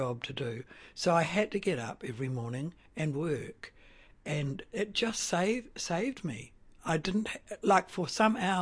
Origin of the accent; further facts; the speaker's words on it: Napier, Hawke's Bay, New Zealand; now in Otaki, New Zealand; I was born in Napier.